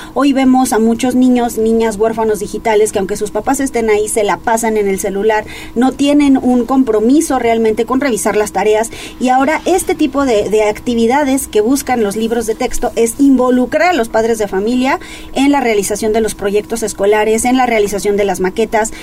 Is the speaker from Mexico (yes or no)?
yes; Mexico; como mexicanos